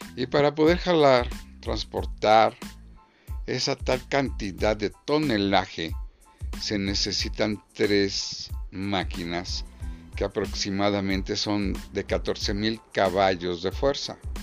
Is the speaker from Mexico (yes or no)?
yes; Mexico; somos mexicanos